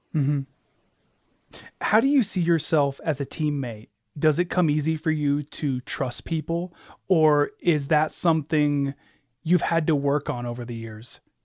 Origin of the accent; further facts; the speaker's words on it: Alaska, United States; I was born and raised in Alaska.